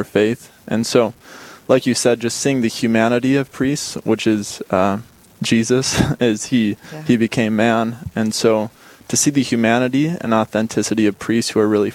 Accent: Bismarck, North Dakota, United States; also born or lived in Chicago; now in Dickinson, United States; I'm from Bismarck, and both my parents are from Chicago, actually, and they were led to Bismarck through a job, and so I grew up here.

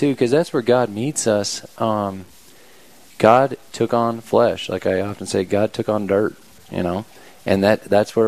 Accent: Wyoming, United States; I love Wyoming. It's my home state, and I'm just so thankful to be home.

